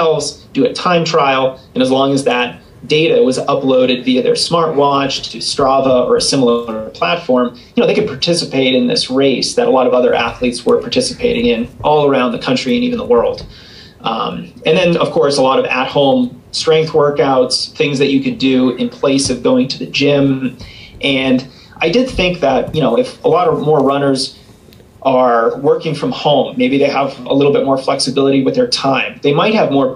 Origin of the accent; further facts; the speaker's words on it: Boston, Massachusetts, United States; now in Colorado, United States; it's my hometown too. So I grew up outside of Boston.